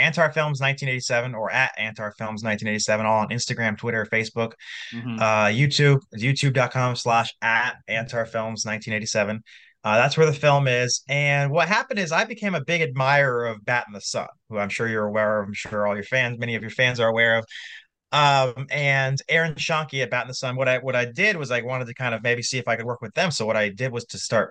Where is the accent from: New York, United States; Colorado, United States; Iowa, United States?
Iowa, United States; I'm from Iowa, doing this from the great state of Iowa